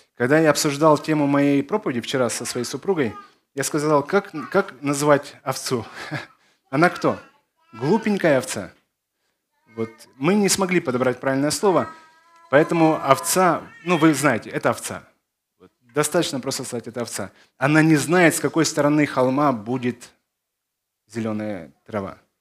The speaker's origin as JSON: {"language": "Russian", "town": "Odesa", "region": "Odesa Oblast", "country": "Ukraine", "also_born_or_lived": "Belarus / Zakarpattia, Ukraine", "said": "Я из Одессы"}